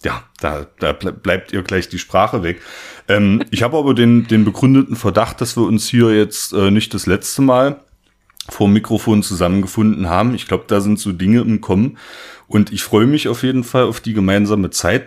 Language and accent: German; Saxony-Anhalt, Germany; ich komme äh, aus Sachsen-Anhalt